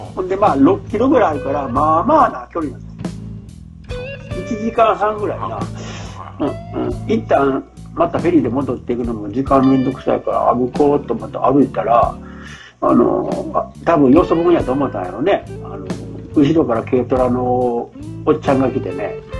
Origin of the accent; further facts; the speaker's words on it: near Chirihama Nagisa Driveway, Ishikawa, Japan; そこでその近くに生まれ育ったんですよね